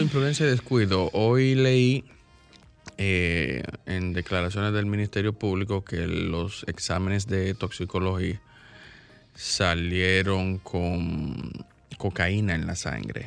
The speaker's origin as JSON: {"language": "Spanish", "country": "Dominican Republic", "said": "yo me sentí mal como dominicano"}